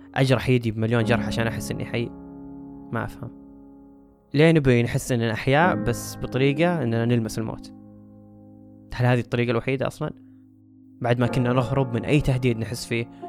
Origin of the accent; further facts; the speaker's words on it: Saudi Arabia; هنا عندنا في السعودية